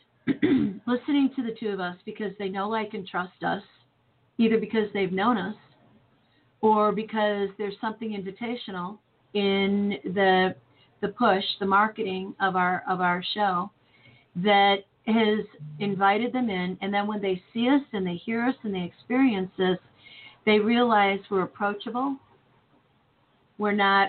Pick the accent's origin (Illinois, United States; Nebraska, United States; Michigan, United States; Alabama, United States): Illinois, United States; Chicago; moved away as an adult; now in St. Louis, United States; I grew up in Chicago